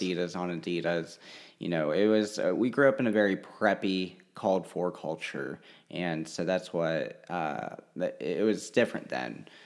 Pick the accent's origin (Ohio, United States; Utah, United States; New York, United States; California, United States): Ohio, United States; Hamilton; also born or lived in Russia; we grew up in Cincinnati or Hamilton, Ohio for the first sixteen years of my life